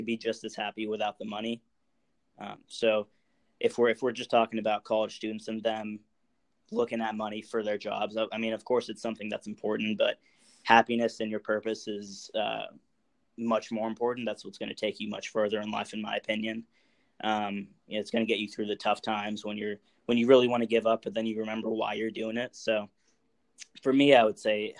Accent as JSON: {"language": "English", "region": "California", "country": "United States", "tie": "born or raised there", "said": "I was born in California"}